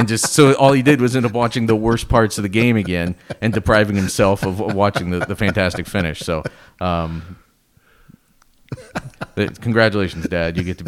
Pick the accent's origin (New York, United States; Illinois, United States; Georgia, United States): Illinois, United States; I grew up in Central Illinois.